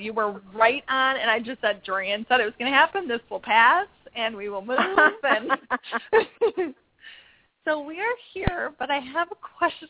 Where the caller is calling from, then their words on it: Arizona, United States; I am calling you from Arizona.